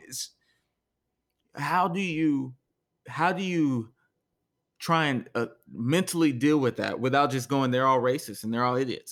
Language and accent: English; Texas, United States; we're from Texas